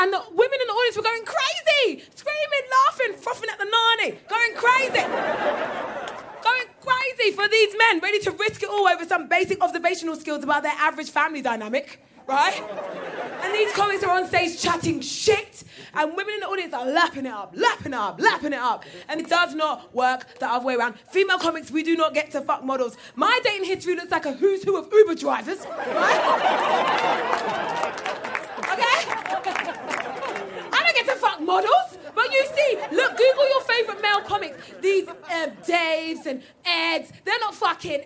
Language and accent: English; Croydon, London, United Kingdom; I'm from Croydon